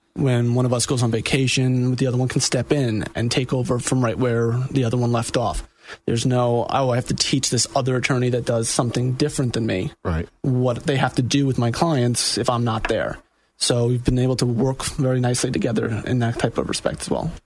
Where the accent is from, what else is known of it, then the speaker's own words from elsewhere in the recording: New York, United States; moved away as an adult; also born or lived in Jacksonville, Florida; now in Orlando, United States; I am also from New York, born and raised